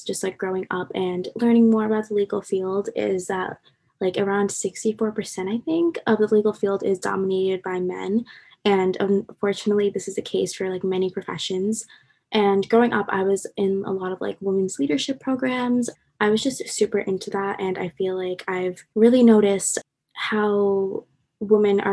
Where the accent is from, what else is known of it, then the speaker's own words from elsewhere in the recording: Long Island, New York, United States; moved away as an adult; now in New Jersey, United States; I'm from Long Island, New York, so I'm an out-of-state student